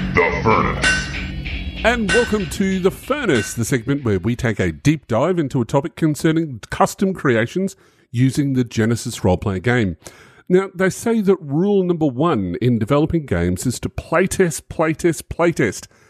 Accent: Australia; I'm an Australian

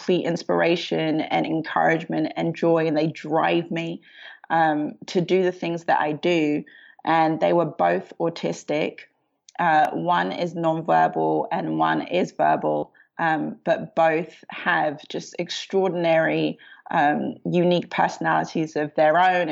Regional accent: London, United Kingdom; I was born in London, Southeast London

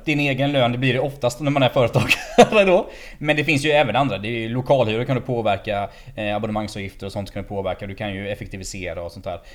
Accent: Småland, Sweden; Jag är ju smålänning

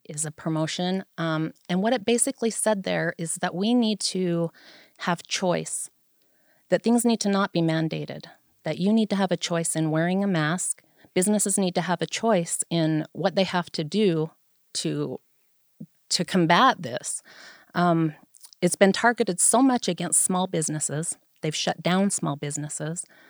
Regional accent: Vernal, Utah, United States; I am a lifelong resident of Vernal. I was born here in the Uena County Hospital

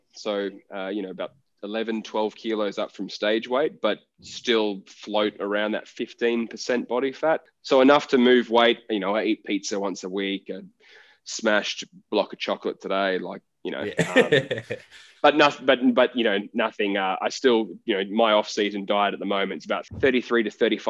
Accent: Gold Coast, Queensland, Australia; I grew up on the Gold Coast.

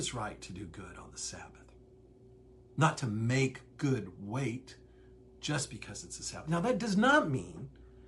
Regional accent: Midwest, United States; growing up in the Midwest, small town culture

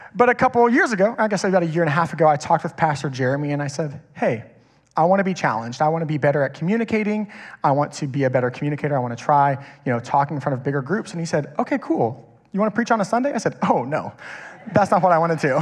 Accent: Kingwood, Texas, United States; I grew up in Kingwood. I've been here my whole life

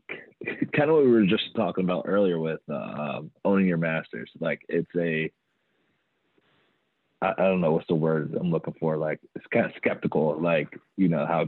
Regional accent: Atlanta, Georgia, United States; I did grow up, I'm from Atlanta

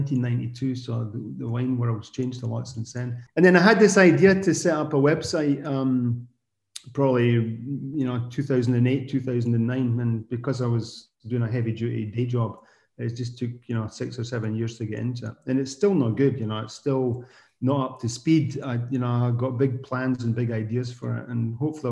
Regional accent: Scotland, United Kingdom; accent: Scottish; now in Alsace, France; I'm Scottish

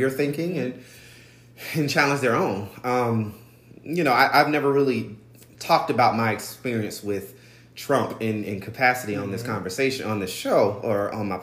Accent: Albany, Georgia, United States; I'm from Albany, Georgia, which, you know, black and white people are a very different sides of the tracks

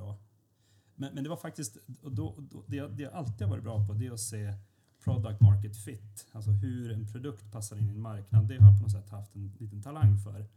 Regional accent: Luleå, Norrbotten County, Sweden; moved away as an adult; now in Stockholm, Sweden; jag är från Luleå och inte från Stockholm

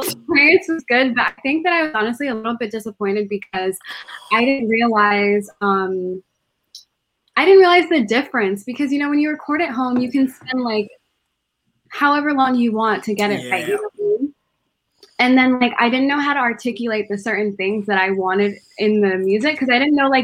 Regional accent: Connecticut, United States; moved away as an adult; also born or lived in Bronx, New York; now in Florida, United States; I was born in New York, but I was raised in Connecticut.

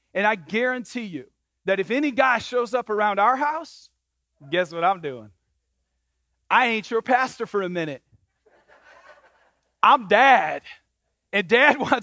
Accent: Michigan, United States; I grew up in Michigan

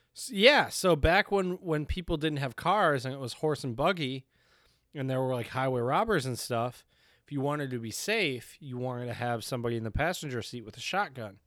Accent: Michigan, United States; accent: Michigan; I was from Michigan

